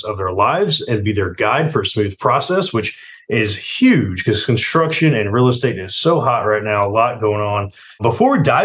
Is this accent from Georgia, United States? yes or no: yes; Atlanta, Georgia, United States; I'm Atlanta, born and raised in Atlanta